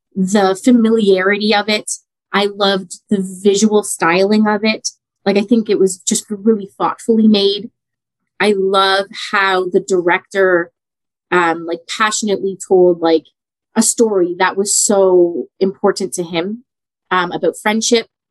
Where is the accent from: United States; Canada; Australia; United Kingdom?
Canada; I was born in Canada, but my mom was born in Italy. So I'm first mm. generation Canadian on her side